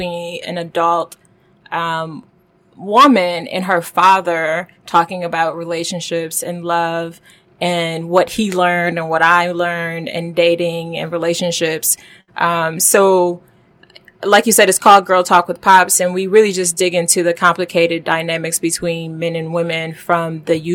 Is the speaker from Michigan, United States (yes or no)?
yes; Detroit, Michigan, United States; moved away as an adult; also born or lived in Washington, D.C. / Silicon Valley; now in New York, United States; I am from Detroit.